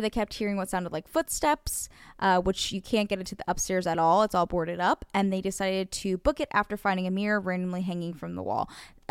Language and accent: English; New Jersey, United States; And I very much always will thank Weird NJ for giving me something to do, because also I was in a somewhat small town